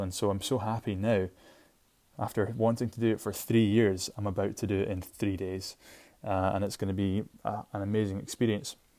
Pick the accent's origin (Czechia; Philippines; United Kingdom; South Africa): United Kingdom; Shetland, Scotland; I'm from Shetland, I'm from the most northerly tip in Scotland